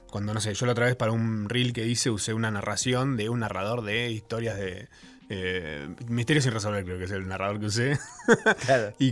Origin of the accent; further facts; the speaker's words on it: Uruguay; no sé por qué me llaman, soy uruguayo.